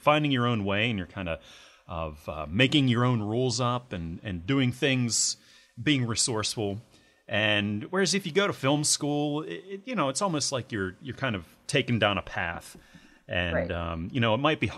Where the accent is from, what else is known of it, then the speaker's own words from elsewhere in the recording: United States; I'm an American